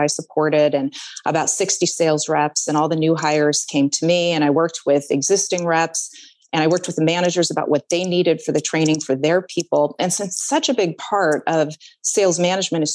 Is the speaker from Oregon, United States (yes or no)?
yes; Oregon, United States; I am an Oregonian. I've been born and raised in Oregon